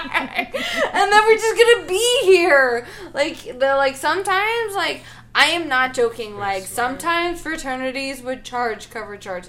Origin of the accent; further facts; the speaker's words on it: Western Maryland, United States; I grew up in Western Maryland